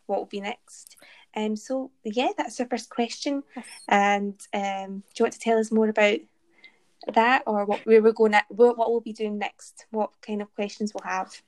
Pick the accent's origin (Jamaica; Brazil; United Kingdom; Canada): United Kingdom; Glasgow, Scotland; Born in Glasgow, Stayed in Glasgow. Now doing my PhD in Glasgow